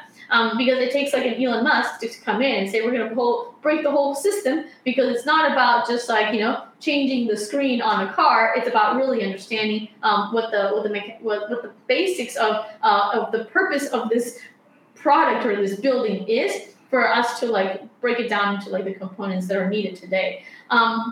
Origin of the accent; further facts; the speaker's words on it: Colombia; moved away; I studied architecture back in Colombia, because I'm from Colombia.